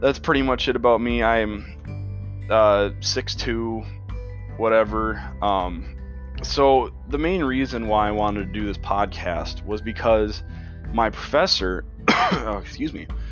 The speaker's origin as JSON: {"language": "English", "region": "Midwest United States", "country": "United States", "said": "I'm from the Midwest United States."}